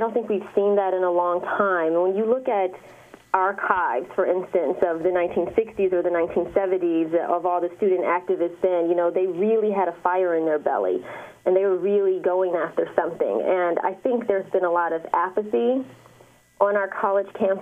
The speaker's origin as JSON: {"language": "English", "town": "Detroit", "region": "Michigan", "country": "United States", "said": "I'm from the east side of Detroit"}